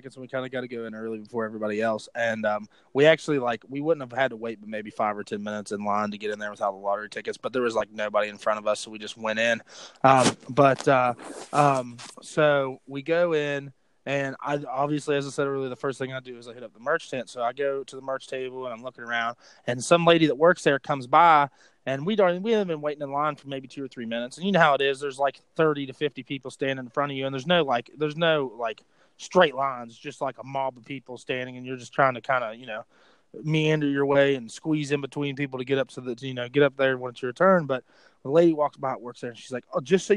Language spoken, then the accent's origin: English; West Milford, West Virginia, United States; that's where I grew up, was West Milford, West Virginia